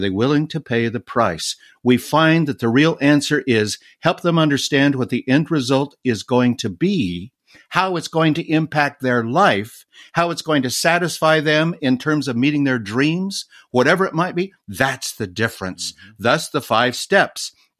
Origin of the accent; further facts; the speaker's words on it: Colorado, United States; Growing up in Colorado, we had a lot of snow.